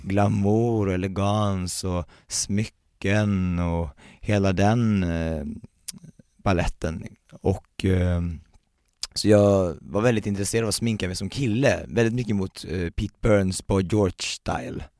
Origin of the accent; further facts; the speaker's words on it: Värnamo, Jönköping County, Sweden; also born or lived in Uppsala; now in Stockholm, Sweden; jag kommer från, eh, Värnamo, en liten